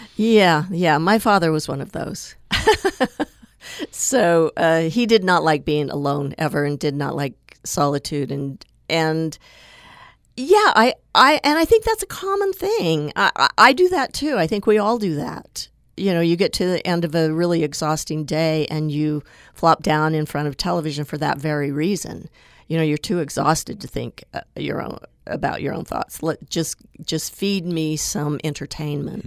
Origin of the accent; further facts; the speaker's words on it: Tooele, Utah, United States; I grew up in Tooele in Utah's West Desert